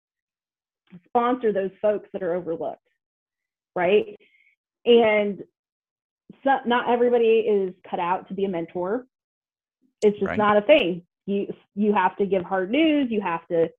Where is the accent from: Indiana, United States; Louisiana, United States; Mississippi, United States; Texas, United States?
Indiana, United States; Greenfield; I grew up in Greenfield, Indiana, between two cornfields